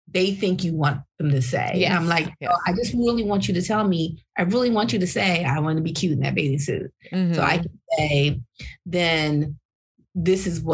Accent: San Diego, California, United States; moved away as an adult; now in Philadelphia, United States; I was born in Philly, raised in San Diego.

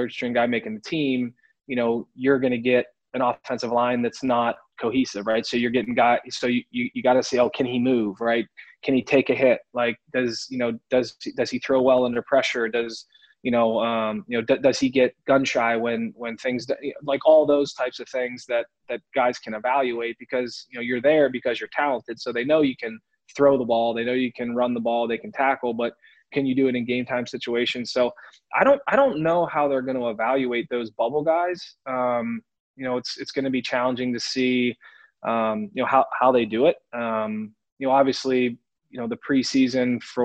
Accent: Pittsburgh, Pennsylvania, United States; growing up in Western PA, playing for my dad

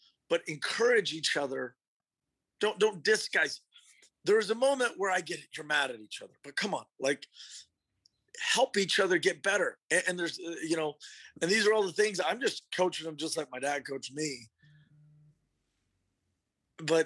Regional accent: Austin, Texas, United States; growing up in Austin, as my father's son, I just wanted to go to UT

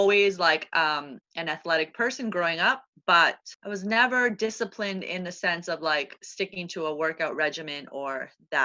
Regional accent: Toronto, Ontario, Canada; moved away as an adult; now in New York City, United States; I'm originally from Toronto, so I'm a Canadian

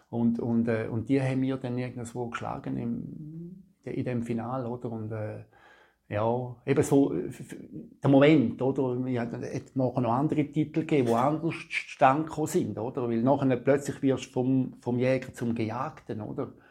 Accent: Chur, Grisons, Switzerland; moved away as an adult; Weggehen von, von, von meiner Heimat, von Chur, von meinen Eltern weg ich war 22 gewesen, 23, oder?

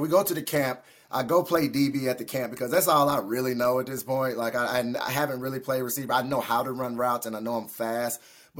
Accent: Shreveport, Louisiana, United States; I'm from Shreveport, man.

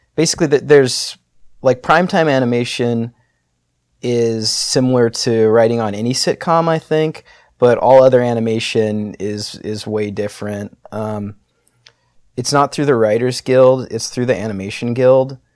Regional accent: San Diego, California, United States; I was born in San Diego.

